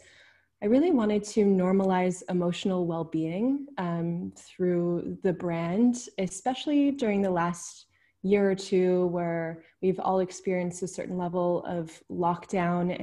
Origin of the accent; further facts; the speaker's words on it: Vancouver, British Columbia, Canada; moved away as an adult; now in Netherlands; I'm originally from Vancouver, BC. I was born and raised there, really close to nature.